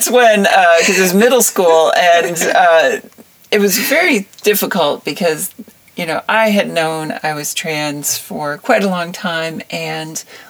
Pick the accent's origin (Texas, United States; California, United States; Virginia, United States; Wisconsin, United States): Wisconsin, United States; born there; also born or lived in Illinois; So I was born in Wisconsin and then we moved around quite a bit. We had a farm in Illinois for a while. And we grew sweet corn and watermelons, and it was a very small farm.